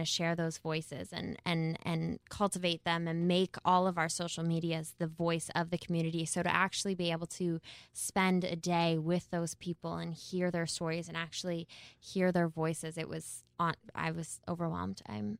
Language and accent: English; Canada; I would like that to read proudly Canadian from now on.